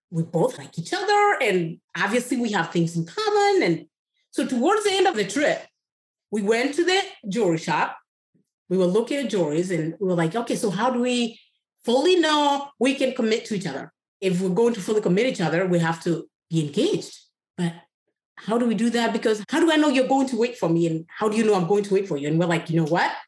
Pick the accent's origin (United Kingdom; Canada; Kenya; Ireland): Kenya; first language Kikuyu; English is a second language; moved away; Kikuyu, is my tribal language. English is my third language. So we have Kikuyu, Swahili, and then you have English